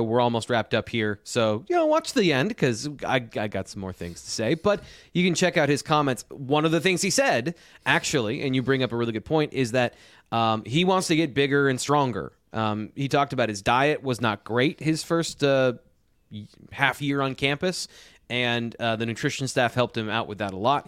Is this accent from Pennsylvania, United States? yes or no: yes; just south of Jamestown, New York, Pennsylvania, United States; I grew up just south in Pennsylvania from that area